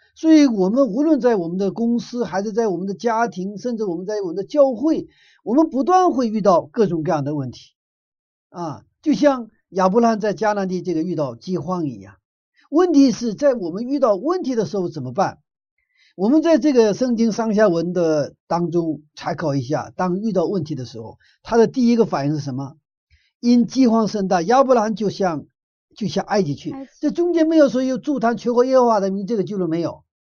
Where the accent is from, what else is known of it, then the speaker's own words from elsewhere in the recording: Northeast China, China; moved away; 我住在东北以前， 我小的时候在东北长大的